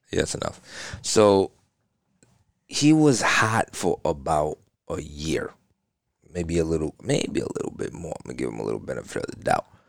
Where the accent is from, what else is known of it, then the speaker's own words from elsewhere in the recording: New York, United States; now in Florida, United States; Well, I'm from New York. I mean, I live in Florida, but, you know what I'm saying? I'm from New York.